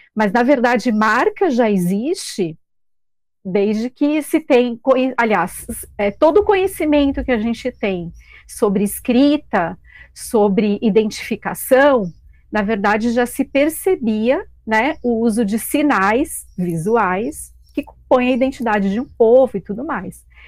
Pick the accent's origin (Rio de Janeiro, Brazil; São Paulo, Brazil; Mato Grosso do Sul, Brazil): São Paulo, Brazil; moved away as an adult; now in Balneário Camboriú, Brazil; sou de São Paulo